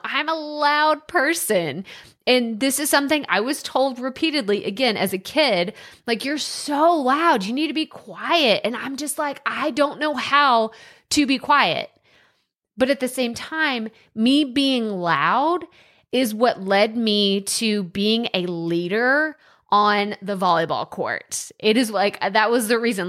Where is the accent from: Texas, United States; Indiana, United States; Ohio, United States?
Texas, United States; accent: country; I moved four hours away from my hometown, and I was in a school in Texas, and I got made fun of because of my accent